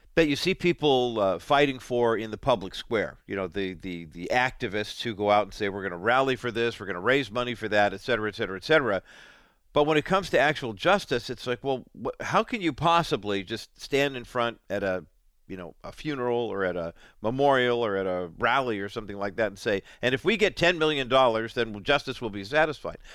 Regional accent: Orange County, California, United States; also born or lived in Whittier, California / Inland Empire, California; I grew up in California. Born in Whittier, raised in Orange County, made my home in the Inland Empire.

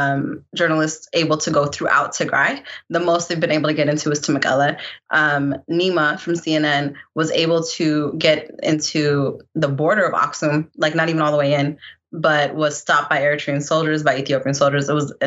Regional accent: Sudan; moved away; I was born in Sudan, as well as my sister.

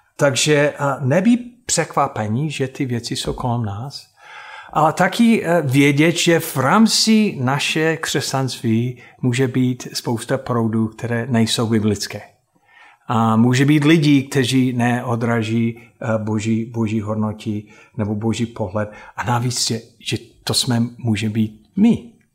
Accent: United States; Czech is a second language; moved away; já jako Američan

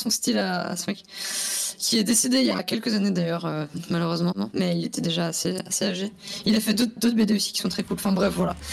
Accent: Switzerland; moved away; moi je viens de Suisse à la base

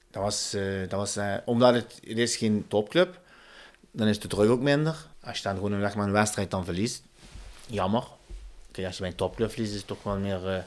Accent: Turkey; meer waar ik vandaan kom. Dat is meer naar Ankara.

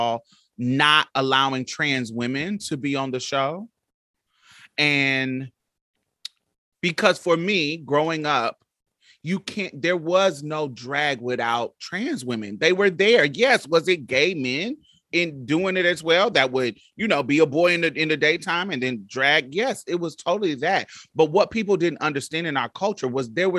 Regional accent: Midwest, United States; I grew up in the Midwest, but all my family were from Mississippi.

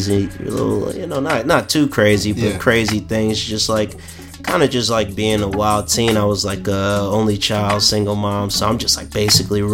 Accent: Plainfield, New Jersey, United States; I'm from a city called Plainfield in New Jersey

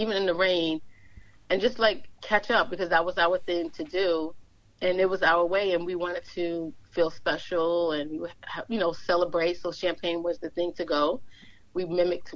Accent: New York City, New York, United States; We grew up together from early years, and we split up. We're all from Brooklyn, all from Bedford-Stuyvesant

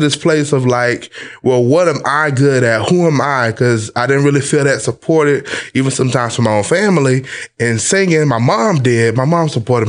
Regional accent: Lakeland, Florida, United States; I'm from Lakeland, Florida, Polk County

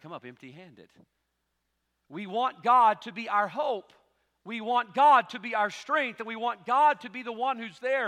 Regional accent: United States; as an American

